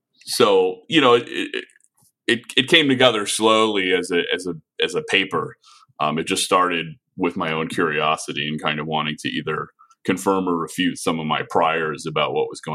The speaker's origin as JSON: {"language": "English", "town": "Chicago", "region": "Illinois", "country": "United States", "said": "I'm from Chicago. I have a lot of family here"}